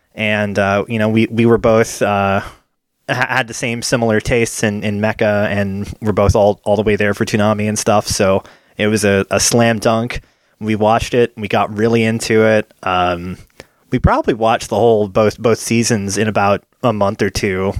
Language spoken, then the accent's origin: English; United States; my family had a cable subscription growing up in America